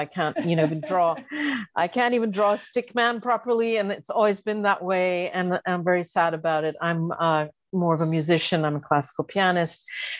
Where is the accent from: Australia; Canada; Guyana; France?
France; Paris, Île-de-France; Just by virtue of living and growing up in Paris, I became very enthralled by art